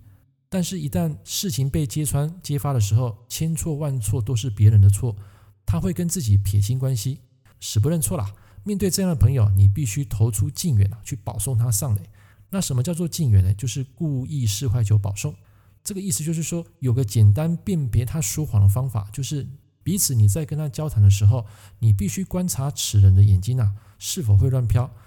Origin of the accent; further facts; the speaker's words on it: Taiwan; 在我们台湾话